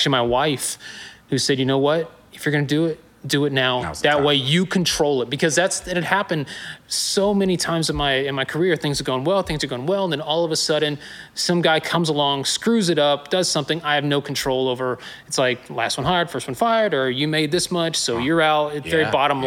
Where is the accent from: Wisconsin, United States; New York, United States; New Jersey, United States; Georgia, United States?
Georgia, United States; Newnan; also born or lived in Acworth, Georgia / Woodstock, Georgia; I'm originally from Noonan. I'm a Georgia boy